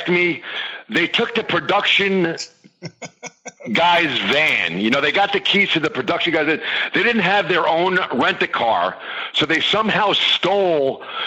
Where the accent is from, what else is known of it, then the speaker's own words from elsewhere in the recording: New Jersey, United States; I'm from New Jersey